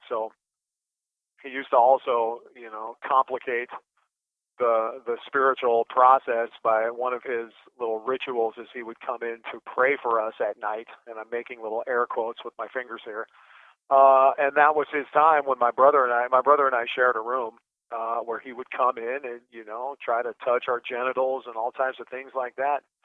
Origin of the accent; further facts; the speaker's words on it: Anchorage, Alaska, United States; I was born in Anchorage, Alaska